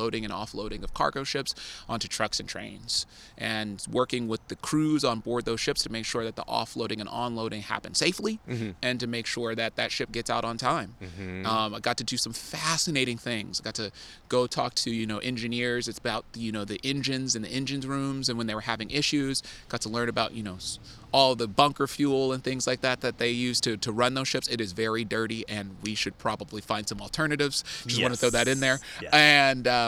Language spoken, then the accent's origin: English; Oakland, California, United States; moved away as an adult; also born or lived in Scottsdale, Arizona; growing up in Oakland